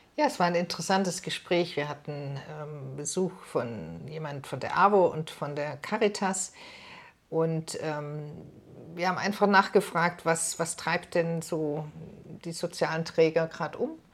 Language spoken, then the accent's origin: German; Germany; bei uns in Deutschland